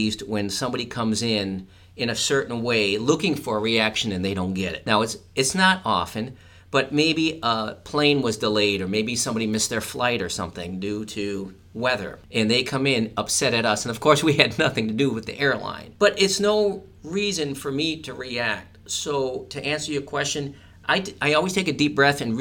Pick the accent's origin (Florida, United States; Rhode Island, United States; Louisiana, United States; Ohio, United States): Rhode Island, United States; Providence; moved away; I'm from Providence, Rhode Island